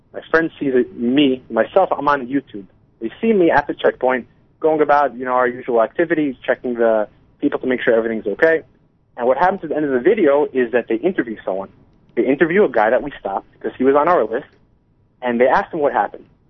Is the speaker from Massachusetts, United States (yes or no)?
no; New Jersey, United States; moved away as an adult; now in Israel; I was born I was born and raised in New Jersey, and uh, I made Aliyah back in 2008